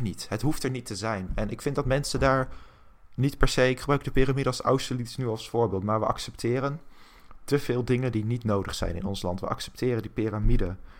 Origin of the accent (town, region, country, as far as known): Netherlands